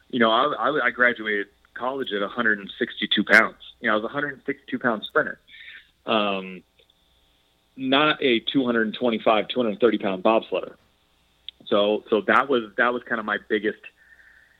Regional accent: Monterey, California, United States; also born or lived in Santa Barbara, California / Boise, Idaho; I grew up in Monterey, California

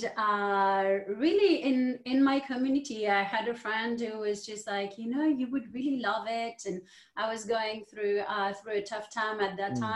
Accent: France; moved away; I'm from France, and both of my parents were entrepreneurs.

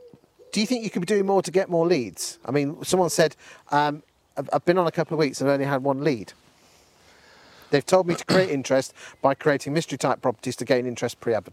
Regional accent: Lincolnshire, East Midlands, United Kingdom; I come from Lincolnshire.

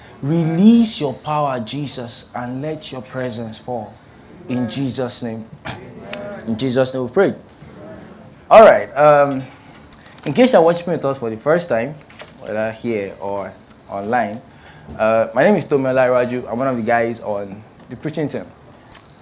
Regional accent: Ilorin, Kwara, Nigeria; now in Lagos, Nigeria; I grew up in Ilorin, and Ilorin is like in the north central part of Nigeria

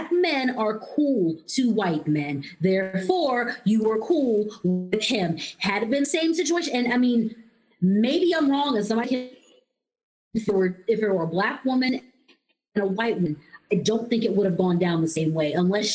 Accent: South Carolina, United States; moved away; all those friends that I grew up with in South Carolina

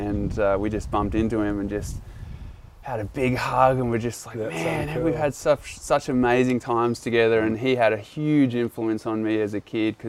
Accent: Burleigh Heads, Queensland, Australia; moved away as an adult; also born or lived in New Zealand; now in Byron Bay area, Australia; Yeah, I was in New Zealand till I was seven. Yep. Then at Burley till I was about like 17 or so, and then I was just totally on the road.

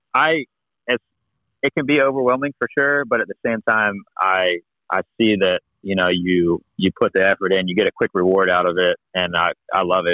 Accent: United States

